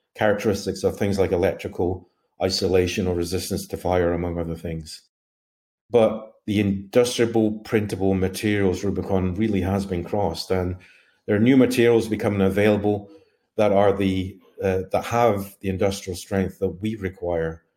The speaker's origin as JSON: {"language": "English", "town": "Glasgow", "region": "Scotland", "country": "United Kingdom", "said": "I hail from Mount Glasgow, Scotland"}